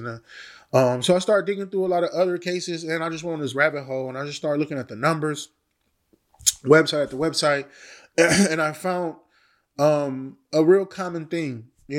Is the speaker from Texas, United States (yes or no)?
no; Milwaukee, Wisconsin, United States; I kind of got reminiscent of a case that happened to an area that I'm from Milwaukee, Wisconsin.